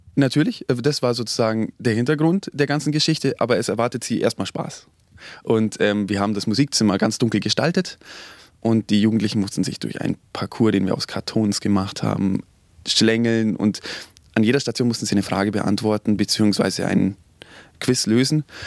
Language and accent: German; Oberammergau, Bavaria, Germany; ich komme aus Oberammergau